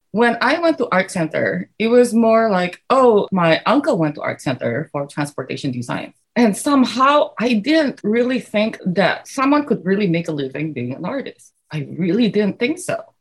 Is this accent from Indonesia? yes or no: yes; Indonesia; I was one of those kids who never really stopped drawing. I grew up in Indonesia.